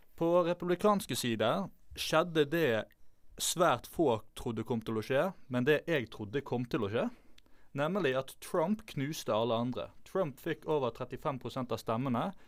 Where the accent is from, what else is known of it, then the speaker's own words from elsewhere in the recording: Bergen, Vestland, Norway; Jeg er født og oppvokst i Bergen